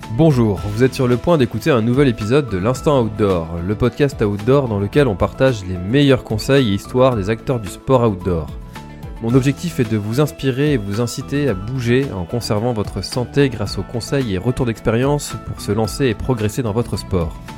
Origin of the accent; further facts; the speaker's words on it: Brittany, France; en tant que breton